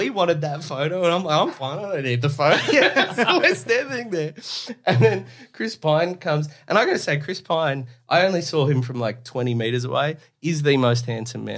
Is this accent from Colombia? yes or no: no; Australia; I'm Australian